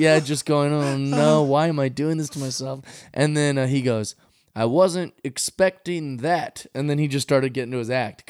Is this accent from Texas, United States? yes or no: no; Seattle, Washington, United States